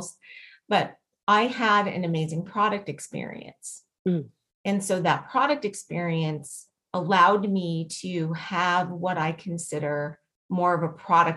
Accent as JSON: {"language": "English", "town": "Las Vegas", "region": "Nevada", "country": "United States", "tie": "born or raised there", "said": "I was born and raised in Las Vegas"}